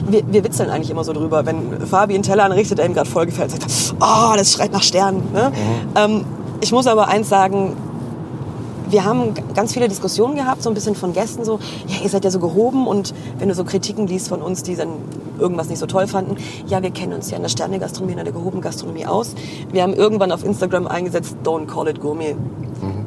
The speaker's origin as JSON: {"language": "German", "town": "Heilbronn", "region": "Baden-Württemberg", "country": "Germany", "said": "ich komme aus Heilbronn"}